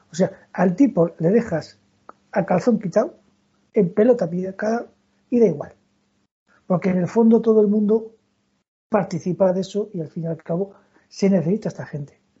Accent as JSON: {"language": "Spanish", "region": "Castile", "country": "Spain", "said": "Yo soy de hoguera, yo soy castellano."}